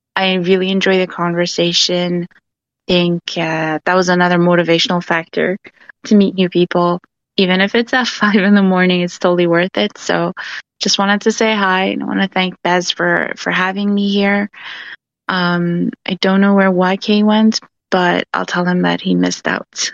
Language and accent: English; Vancouver, British Columbia, Canada; I'm actually from Vancouver. uh, Canada